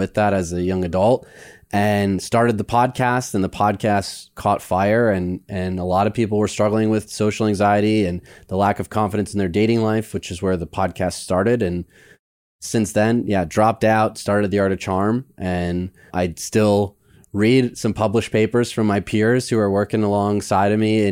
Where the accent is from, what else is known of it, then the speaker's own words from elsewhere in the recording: Midwest, United States; Growing up in the Midwest